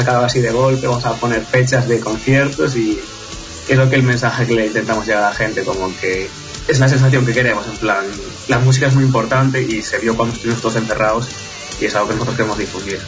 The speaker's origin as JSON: {"language": "Spanish", "country": "Spain", "said": "siendo españoles"}